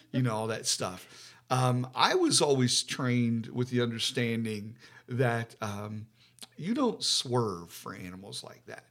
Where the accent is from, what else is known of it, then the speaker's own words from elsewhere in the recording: West Virginia, United States; now in Ohio, United States; I'm from, we're from West Virginia